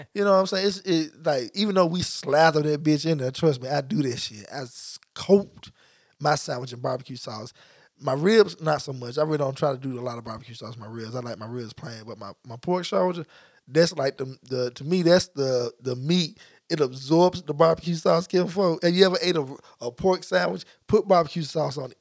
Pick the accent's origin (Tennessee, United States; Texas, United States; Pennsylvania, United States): Tennessee, United States; Memphis; moved away; what I grew up eating in Memphis